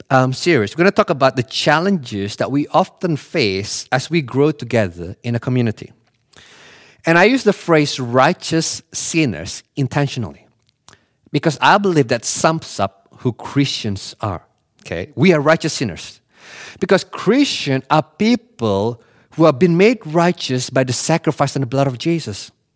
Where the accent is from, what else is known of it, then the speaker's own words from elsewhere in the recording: Bali, Indonesia; I grew up in Bali